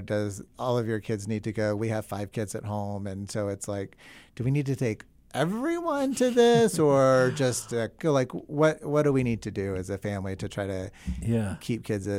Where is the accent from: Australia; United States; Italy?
United States; the South; moved away; also born or lived in New York City; I'm from the South